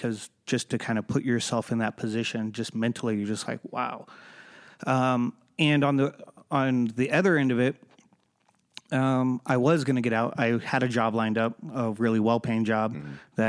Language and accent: English; Southern California, United States; I grew up in Southern California